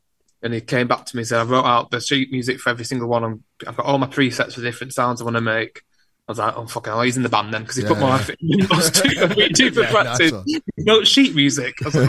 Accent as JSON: {"language": "English", "town": "Wigan", "region": "North West England", "country": "United Kingdom", "lives_now": "Wigan, United Kingdom", "said": "Because I'm from Wigan."}